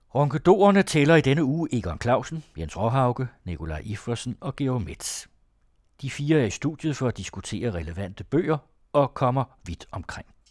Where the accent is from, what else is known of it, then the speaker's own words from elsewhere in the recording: West Jutland, Central Denmark Region, Denmark; der, hvor jeg kommer fra, som er fra et øh, miljø i Vestjylland, som var indremissionsk